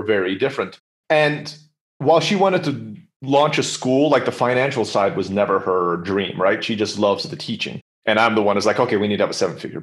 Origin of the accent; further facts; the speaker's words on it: United States; now in Mexico; I speak Spanish, but I'm American